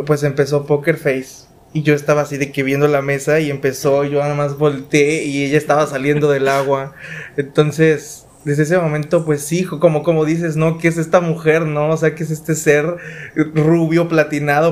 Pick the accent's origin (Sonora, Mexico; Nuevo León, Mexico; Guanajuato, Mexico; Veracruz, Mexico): Veracruz, Mexico; Nosotros somos de Veracruz, entonces estábamos en mi mamá trabajaba en una cafetería